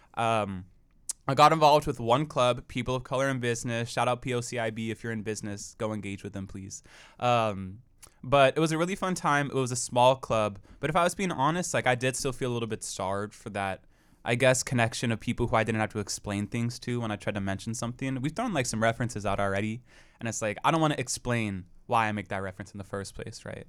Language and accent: English; Portland, Oregon, United States; now in Corvallis, United States; I'm also from Portland, Oregon